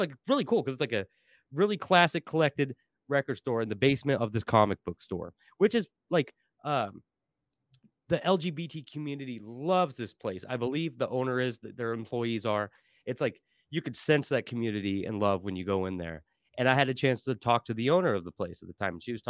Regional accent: Portland, Oregon, United States; I grew up in Portland my whole life.

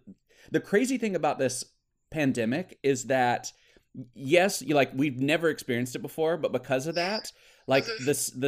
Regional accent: Alabama, United States; moved away; I'm actually originally from Alabama.

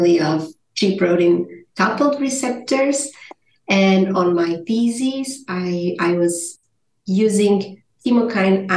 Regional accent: Portugal; moved away as an adult; also born or lived in Switzerland; now in Basel, Switzerland; I am originally from Portugal

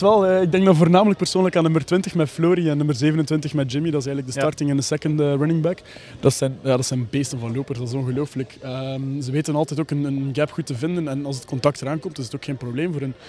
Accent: Aalter, Flanders, Belgium; accent: Ghent; moved away as an adult; now in Brussels, Belgium; ik ook van Oost-Vlaanderen afkomstig ben

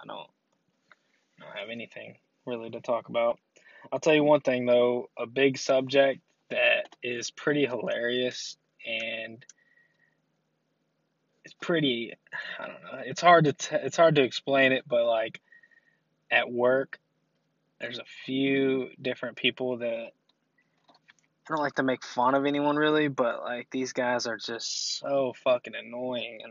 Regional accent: Shelbyville, Kentucky, United States; I'm from Shelbyville, Kentucky.

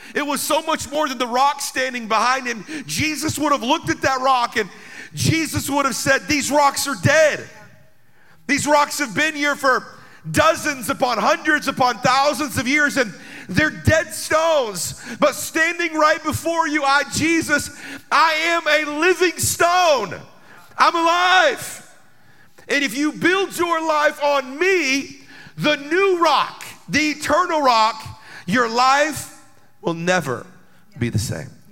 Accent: United States; as an American Christian

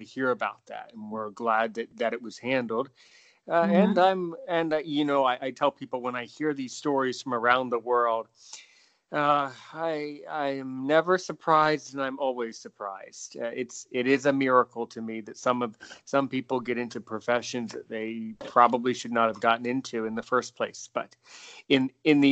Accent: United States

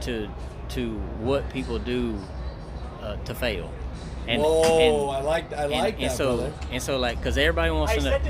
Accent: East Texas, United States; We're from East Texas

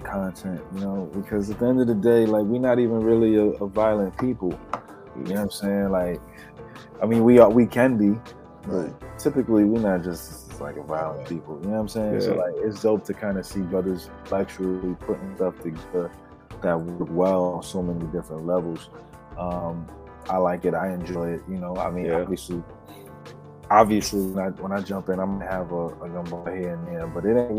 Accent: New York, United States; I'm from New York

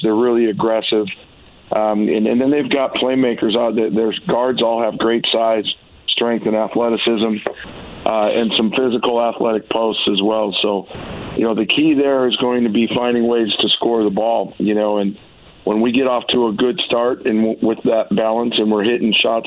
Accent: Chicago, Illinois, United States; now in Oregon, United States; I'm a guy that grew up a lot of years in Chicago

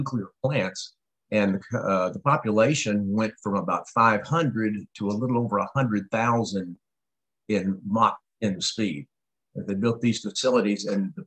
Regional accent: Oak Ridge, Tennessee, United States; I grew up in East Tennessee. The town that I've lived in throughout junior high and high school was Oak Ridge, Tennessee

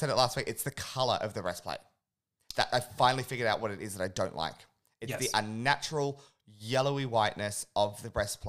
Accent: United Kingdom; I'm British.

